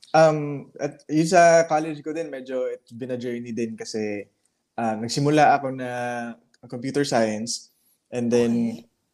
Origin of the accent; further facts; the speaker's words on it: Butuan, Caraga, Philippines; also born or lived in Cebu; But I really I really grew up in Butuan. So I grew up in Butuan City